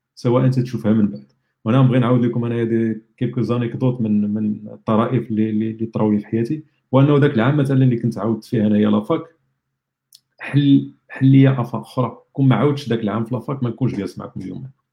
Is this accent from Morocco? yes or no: yes; Rabat, Rabat-Salé-Kénitra, Morocco; moved away; انا ولد الرباط كبرت في الرباط زدت في الرباط